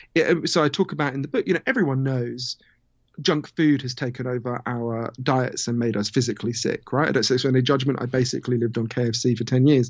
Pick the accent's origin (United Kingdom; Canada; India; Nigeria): United Kingdom; accent: Downton Abbey; also born or lived in United States; my weird downtown Abbey accent, I, I'm from Britain, although I spend a lot of time in the U S